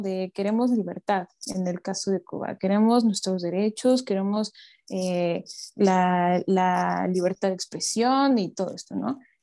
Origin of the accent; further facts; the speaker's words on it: Mexico; como mexicanos